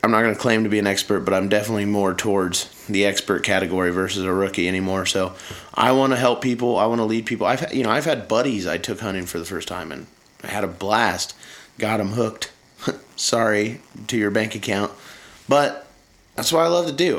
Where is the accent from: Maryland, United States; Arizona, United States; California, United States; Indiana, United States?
Indiana, United States; I'm from Indiana